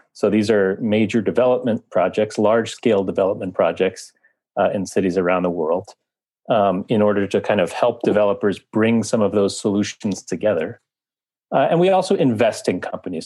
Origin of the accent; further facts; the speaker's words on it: Washington, District of Columbia, United States; now in New York, United States; I've been in New York more than fifteen years now, although I'm originally from Washington, D C